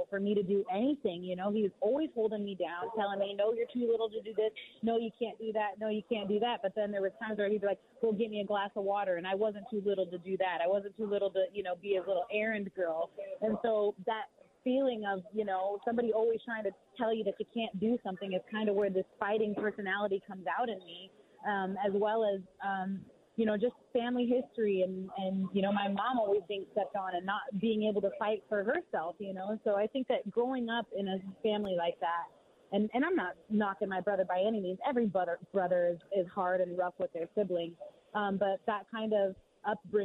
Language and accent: English; Pacific Northwest, United States